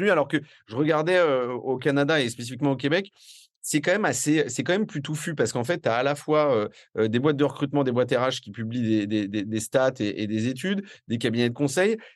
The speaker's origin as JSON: {"language": "French", "town": "Paris", "region": "Île-de-France", "country": "France", "accent": "Parisian", "said": "Alors j'espère qu'elle ne sera pas trop choquée par mon accent euh, parisien et mes expressions d'ex-pubard."}